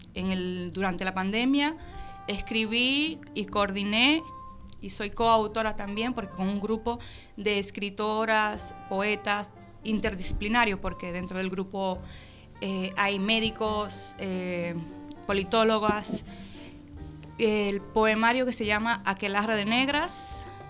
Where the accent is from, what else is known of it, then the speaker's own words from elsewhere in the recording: Dominican Republic; now in Argentina; Soy dominicana, naturalizada argentina